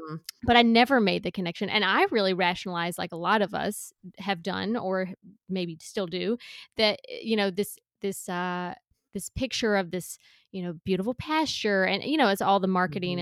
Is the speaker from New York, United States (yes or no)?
no; South Carolina, United States; I grew up in a small town in South Carolina